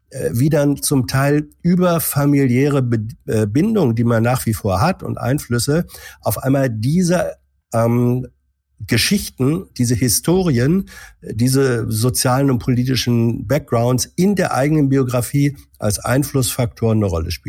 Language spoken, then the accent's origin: German; Hanover, Lower Saxony, Germany; in Niedersachsen bin ich bin ich ein Hannoveraner, äh, in Deutschland bin ich ein Norddeutscher oder wegen mir ein Niedersachse. In der Frage äh, äh, Ost-West jetzt politisch wie geografisch bin ich einer mit einer Westherkunft.